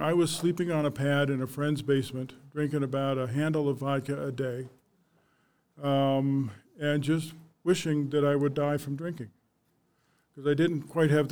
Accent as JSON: {"language": "English", "town": "Arvada", "region": "Colorado", "country": "United States", "tie": "born or raised there", "said": "I was born and raised in Arvada, Colorado. Lived there my whole life"}